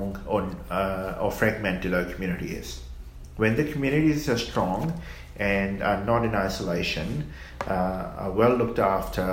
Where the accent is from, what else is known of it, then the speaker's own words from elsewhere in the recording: Fiji; moved away as an adult; also born or lived in New Zealand; now in Australia; I grew up in Fiji